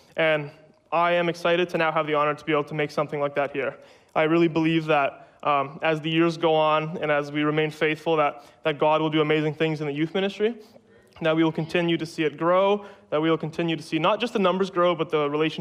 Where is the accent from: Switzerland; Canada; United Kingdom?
Canada; Manitoba; moved away; I'm from Manitoba.